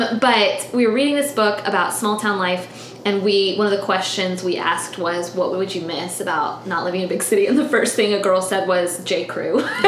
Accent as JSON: {"language": "English", "town": "Tallahassee", "region": "Florida", "country": "United States", "tie": "born or raised there", "also_born_or_lived": "Montgomery, Alabama", "moved": "as an adult", "lives_now": "Thomasville, United States", "said": "So I grew up in Tallahassee, which is small. And I think it's Southern until sometimes I go other places and I realize, oh, it's a different kind of Southern."}